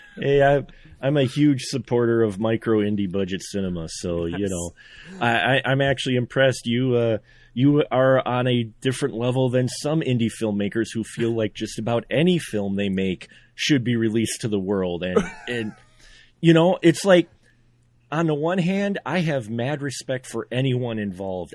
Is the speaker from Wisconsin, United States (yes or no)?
yes; Central Wisconsin, United States; you know Wisconsin, I'm from Wisconsin, Central Wisconsin.